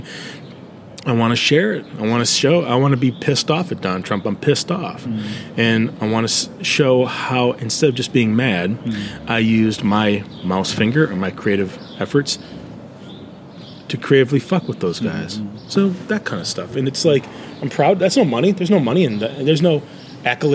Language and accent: English; United States; I'm American